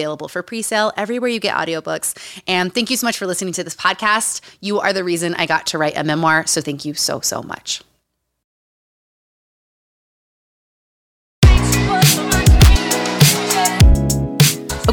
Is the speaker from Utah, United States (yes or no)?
yes; Utah, United States; Growing up in Utah.